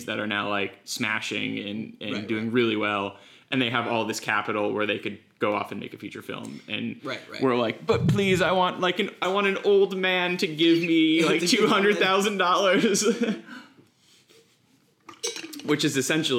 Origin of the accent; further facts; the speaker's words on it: rural Connecticut, United States; moved away; I live in really, really rural Connecticut